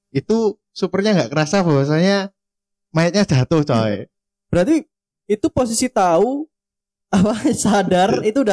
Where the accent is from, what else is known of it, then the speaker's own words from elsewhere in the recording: East Java, Indonesia; Asal saya di puncak gunung tertinggi di Ponorogo.